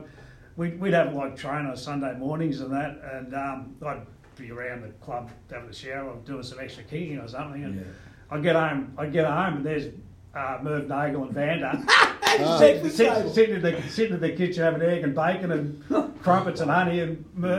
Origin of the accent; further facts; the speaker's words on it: Melbourne, Victoria, Australia; I was born in Essendon, went to Essendon State School, played for Essendon Little League, played Essendon Reserves, played Essendon Seniors.